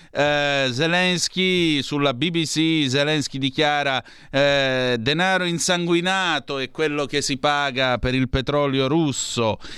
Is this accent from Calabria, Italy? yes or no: yes; Vibo Valentia, Calabria, Italy; Vibo di... Valencia, www.